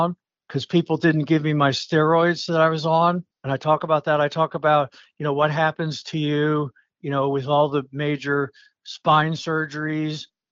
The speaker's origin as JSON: {"language": "English", "town": "Allentown", "region": "Pennsylvania", "country": "United States", "tie": "born or raised there", "said": "growing up in Allentown, PA"}